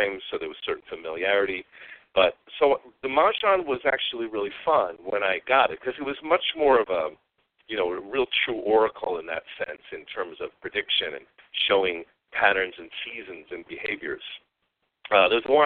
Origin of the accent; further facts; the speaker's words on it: Long Island, New York, United States; I grew up on Long Island in New York